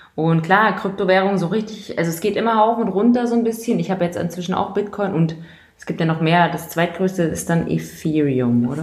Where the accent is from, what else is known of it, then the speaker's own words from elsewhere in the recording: East Germany, Germany; now in Munich, Germany; ich komme aus Ostdeutschland. Ich komme aus den neuen Bundesländern.